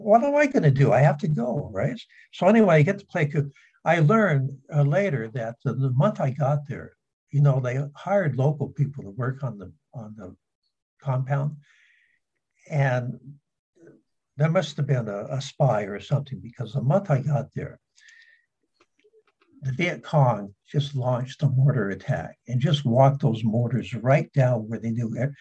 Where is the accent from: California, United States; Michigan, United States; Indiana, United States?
California, United States; San Diego; I was raised in San Diego.